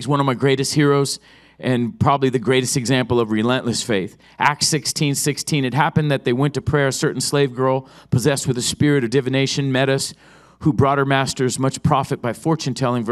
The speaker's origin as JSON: {"language": "English", "town": "Oceanside", "region": "California", "country": "United States", "tie": "born or raised there", "said": "I was raised in Oceanside"}